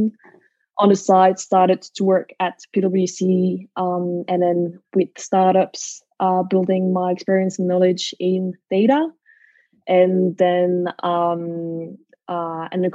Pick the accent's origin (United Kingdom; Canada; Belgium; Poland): Belgium; Brussels, Brussels-Capital Region; moved away as an adult; now in Sydney, Australia; I'm originally from Brussels in Belgium